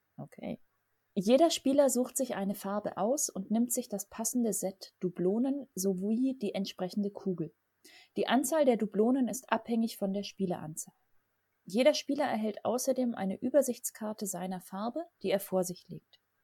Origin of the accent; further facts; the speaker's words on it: Southern Germany, Germany; ich komme aus Süddeutschland